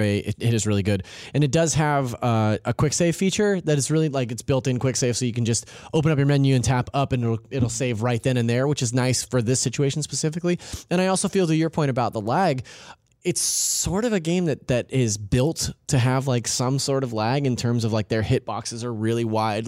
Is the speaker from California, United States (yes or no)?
yes; California, United States; I'm from California. I s, I, I use gnarly just interchangeably